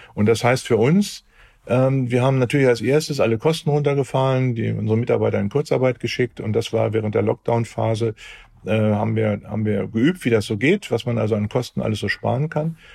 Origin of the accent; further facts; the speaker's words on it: Hamburg, Germany; bei uns in Hamburg